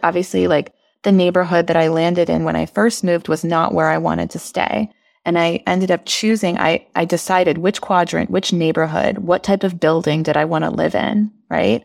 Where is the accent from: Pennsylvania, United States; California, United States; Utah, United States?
California, United States; Bay Area; moved away as an adult; also born or lived in Portland / Miami; now in Washington, D.C., United States; I was from the Bay Area in California